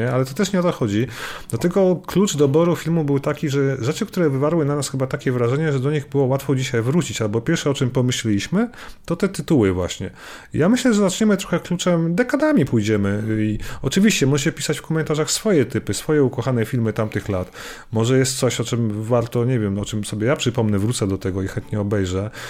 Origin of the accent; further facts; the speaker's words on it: Poland; wychowaliśmy się na tym, bo tylko to było w telewizji w Polsce, tam wiecie, w latach 80. i na przełomie lat 80.